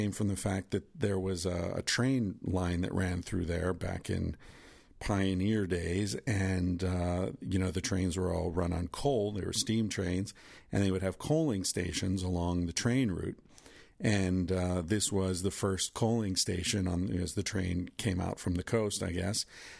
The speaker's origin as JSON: {"language": "English", "region": "Pennsylvania", "country": "United States", "tie": "born or raised there", "said": "I grew up in Western Pennsylvania, where the air was full of soot and the streams were full of, you know, shit because of all the steel mills and the coal mining"}